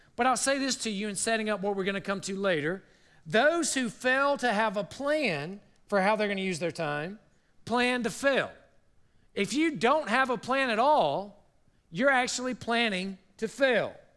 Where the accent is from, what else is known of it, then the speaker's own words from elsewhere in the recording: South Carolina, United States; moved away; I grew up in South Carolina